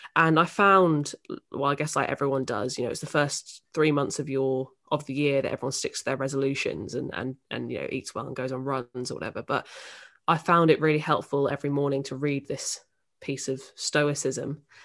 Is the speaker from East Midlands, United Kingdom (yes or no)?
yes; Northampton, East Midlands, United Kingdom; moved away as an adult; now in London, United Kingdom; I'm from Northampton in the Midlands